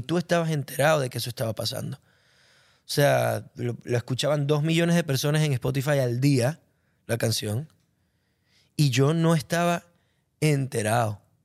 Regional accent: Venezuela; me siento un cantautor venezolano

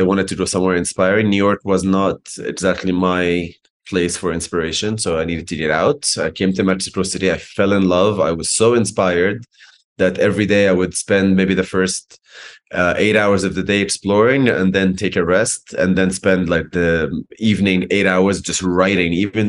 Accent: Alexandria, Alexandria Governorate, Egypt; born there; moved away; I'm born in Alexandria. Okay. But most of my life essentially has been outside of Egypt.

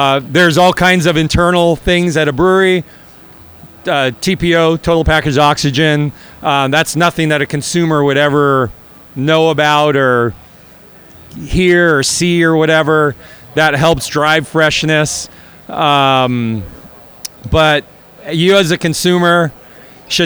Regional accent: Sonoma County, California, United States; I'm from Sonoma County

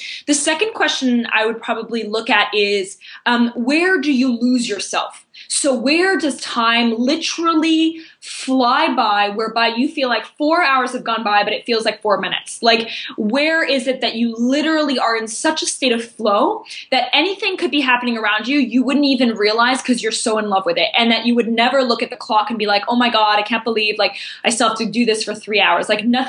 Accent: Tokyo, Japan; born there; I was born in Tokyo and I never lived in either of those countries, in France and Belgium.

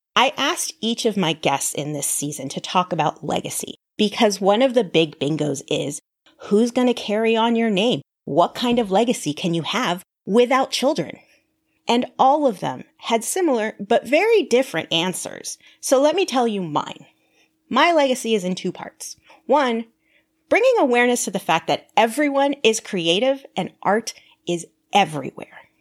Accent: Southern California, United States; I grew up in Southern California with my parents and two brothers

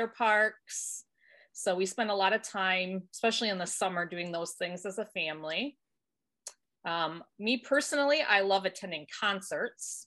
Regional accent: Michigan, United States; I was born and raised in Michigan

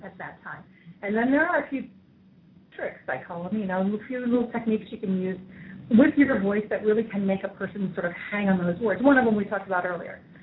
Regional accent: New York, United States; I'm from New York

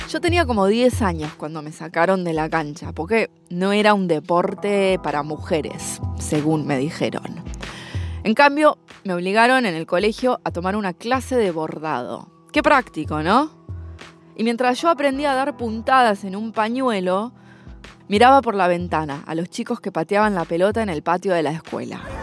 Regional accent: Argentina; Yo también soy argentina

